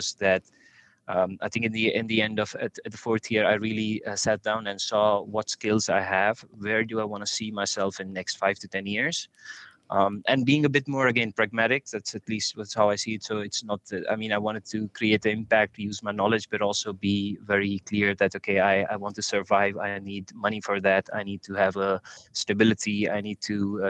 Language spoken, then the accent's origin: English; India; moved away as an adult; now in Netherlands; I come from India. That's where I was born. I live in Netherlands